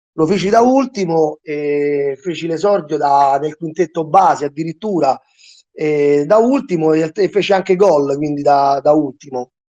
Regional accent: Rome, Lazio, Italy; sul territorio dove abito io, sono di Ostia

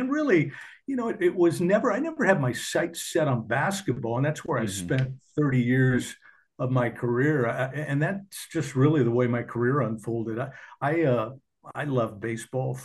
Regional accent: Portland, Oregon, United States; I grew up in Portland, Oregon

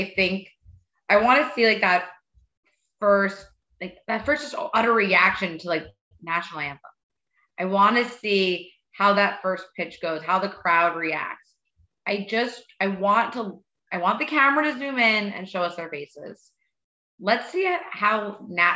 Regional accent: New York, United States; I'm from New York and I'm Jewish

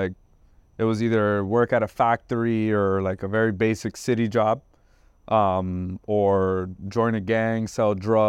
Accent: Trenton, New Jersey, United States; moved away as an adult; also born or lived in Puerto Rico / Florida; now in Davie, Florida, United States; So I grew up in Trenton, New Jersey, and I was at a very critical age, 17

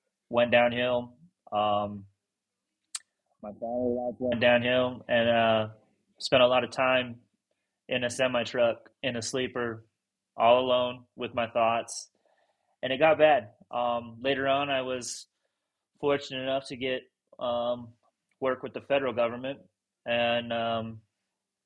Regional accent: Utah, United States; I grew up in Utah

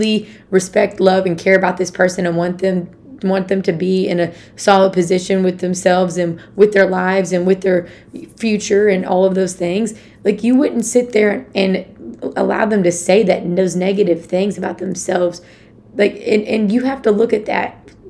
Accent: Conway, Arkansas, United States; moved away as an adult; now in Leawood, Kansas, United States; my hometown, well, where I went to college, Conway, Arkansas

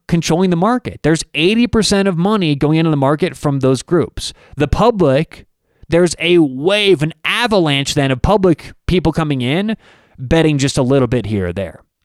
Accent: Denver, Colorado, United States; I'm from Denver

